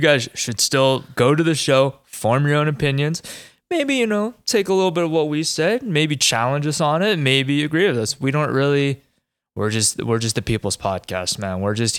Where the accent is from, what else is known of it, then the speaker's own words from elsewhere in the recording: Pennsylvania, United States; moved away; growing up in Pennsylvania